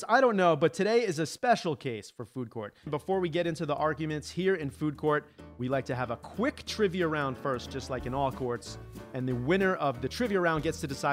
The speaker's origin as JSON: {"language": "English", "area": "Long Island", "region": "New York", "country": "United States", "said": "I'm a Long Island boy"}